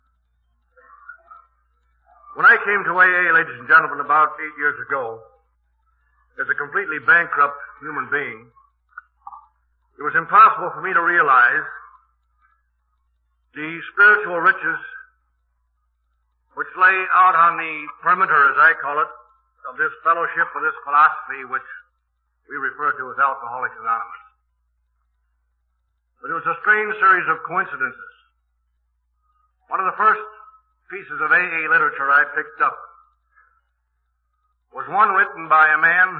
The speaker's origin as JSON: {"language": "English", "town": "Milwaukee", "region": "Wisconsin", "country": "United States", "said": "I am from Milwaukee"}